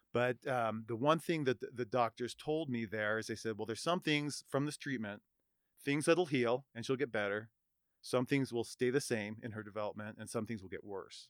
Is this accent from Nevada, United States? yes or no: yes; Reno, Nevada, United States; born and raised in Reno